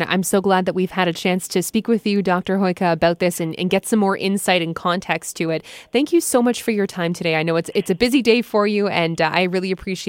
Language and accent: English; Ontario, Canada; up here in Canada, both when I was much younger, living in Montreal, and also here in Ontario as I grew up through the rest of my childhood and teens